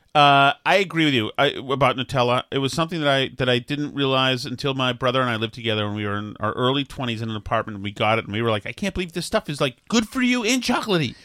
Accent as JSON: {"language": "English", "town": "Boston", "region": "Massachusetts", "country": "United States", "accent": "Boston", "said": "my Boston accent"}